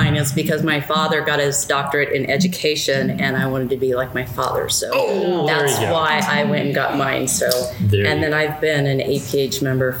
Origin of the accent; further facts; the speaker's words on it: New Plymouth, Idaho, United States; I am from a very small town in Idaho, New Plymouth, Idaho. It's right on the Oregon-Idaho border, just north of Boise, Idaho.